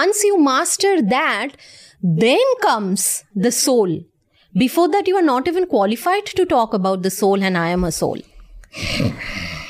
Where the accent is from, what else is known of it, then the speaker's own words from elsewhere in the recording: India; I'm from India